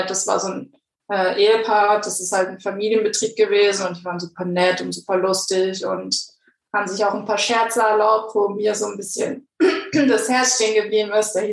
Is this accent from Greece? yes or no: yes; Greece; By the way, ich bin Griechin für die Hörer.